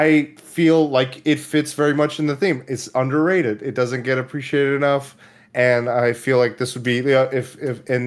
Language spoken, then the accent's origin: English; Oklahoma, United States; moved away; I was born in Oklahoma, and I remember we had a local theater. I was in a small town